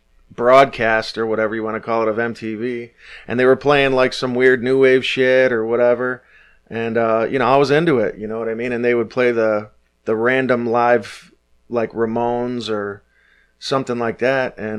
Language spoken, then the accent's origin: English; Detroit, Michigan, United States; But I grew up in Detroit. I grew up at 6 Mile